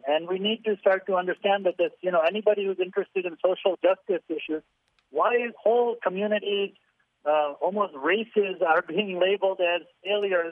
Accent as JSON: {"language": "English", "town": "Willowbrook", "region": "Illinois", "country": "United States", "tie": "born or raised there", "moved": "as an adult", "lives_now": "India", "said": "I grew up in Willowbrook and went to Hinsdale South High School there"}